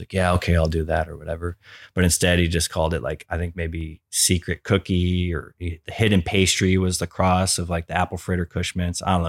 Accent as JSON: {"language": "English", "town": "San Diego", "region": "California", "country": "United States", "tie": "born or raised there", "said": "we are from Ocean Beach, the same town as them"}